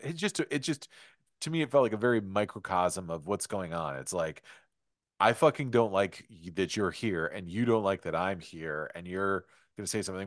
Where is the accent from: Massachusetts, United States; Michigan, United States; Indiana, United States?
Michigan, United States; Detroit; growing up in Detroit, I grew up with the Bad Boy Pistons.